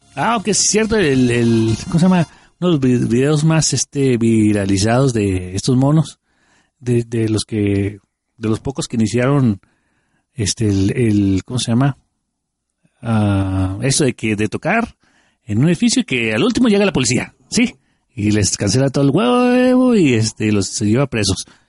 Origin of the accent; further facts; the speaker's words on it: Mexico; como buenos mexicanos.